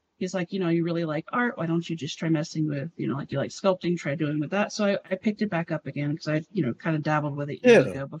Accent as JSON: {"language": "English", "region": "South Georgia", "country": "United States", "tie": "born or raised there", "moved": "as an adult", "lives_now": "California, United States", "said": "The region that I grew up in South Georgia"}